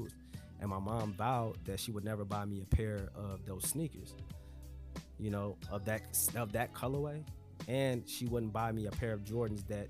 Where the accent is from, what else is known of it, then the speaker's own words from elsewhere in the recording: Chicago, Illinois, United States; growing up in the Shy